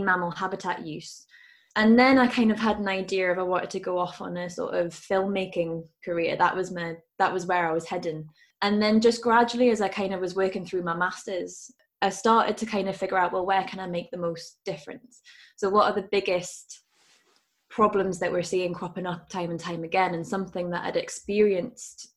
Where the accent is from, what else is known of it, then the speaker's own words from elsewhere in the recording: Newcastle upon Tyne, North East England, United Kingdom; I grew up in Newcastle